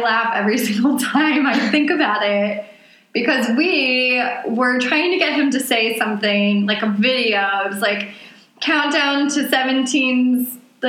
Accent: the South, United States; accent: Southern; I want my Southern accent back

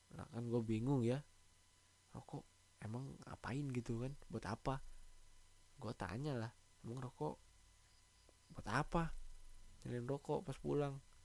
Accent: Java, Indonesia; di daerah gua, di Jawa

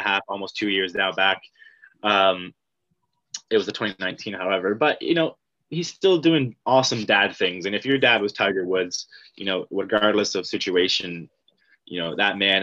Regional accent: Dundas, Ontario, Canada; I'm a Dundas boy.

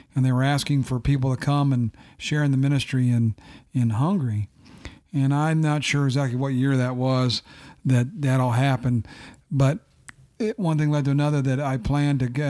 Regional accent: Findlay, Ohio, United States; also born or lived in St. Louis, Missouri / Bluffton; moved to Findlay and grew up in Findlay.

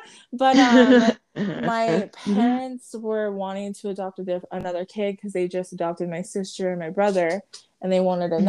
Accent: Samoa; born there; But yes, I was born in Samoa, Western Samoa, and I was the 12th child.

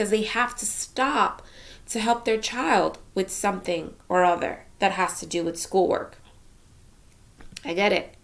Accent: Union County, New Jersey, United States; I'm from New Jersey, Union County to be exact

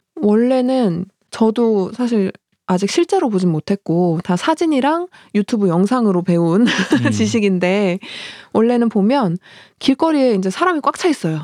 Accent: South Korea

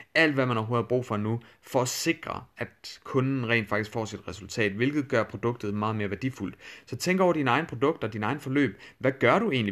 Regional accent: Denmark; accent: Danglish; min, øh, min Danglish accent

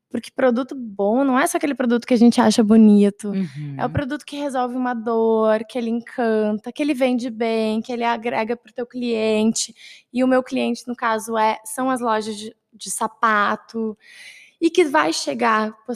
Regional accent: Porto Alegre, Rio Grande do Sul, Brazil; also born or lived in Caxias do Sul; Eu sou de Porto Alegre, então acabei me mudando, ficando um pouco mais longe da minha família.

